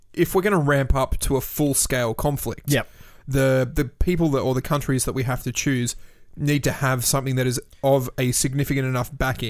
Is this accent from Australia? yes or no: yes; Australia; For those of you who aren't from this country